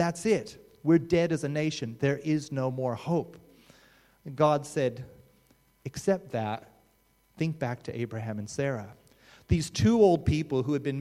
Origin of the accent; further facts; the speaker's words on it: Australia; as an Australian